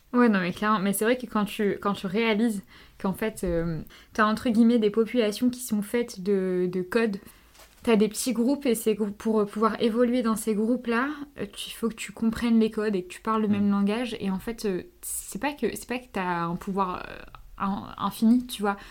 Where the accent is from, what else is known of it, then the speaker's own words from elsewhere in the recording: France; mes parents sont tous les deux marocains. Et ils sont tous les deux nés au Maroc, ils sont venus et je suis je suis née en France